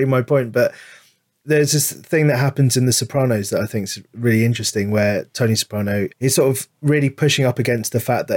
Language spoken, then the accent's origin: English; London, United Kingdom; I grew up in London